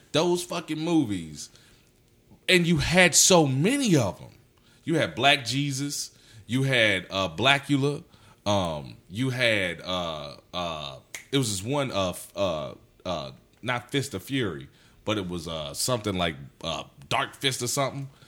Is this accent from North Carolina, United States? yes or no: yes; Anson County, North Carolina, United States; now in Charlotte, United States; I grew up in Anson County.